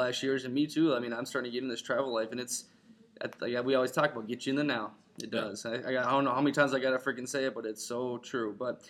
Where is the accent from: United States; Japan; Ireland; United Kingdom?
Ireland; I'm Irish.